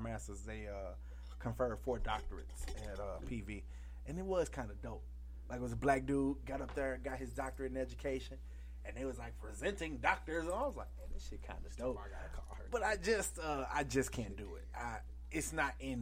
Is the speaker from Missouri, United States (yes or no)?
yes; St. Louis, Missouri, United States; we're from St. Louis